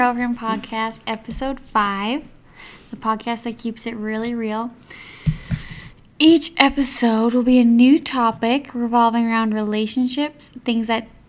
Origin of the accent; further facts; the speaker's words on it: Alberta, Canada; now in Okanagan, Canada; since moving to the Okanagan. I'm from Alberta